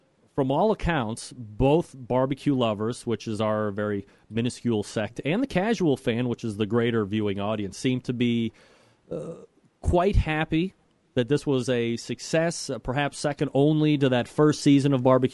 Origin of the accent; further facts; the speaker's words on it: Saratoga Springs, New York, United States; moved away; I am from Saratoga Springs originally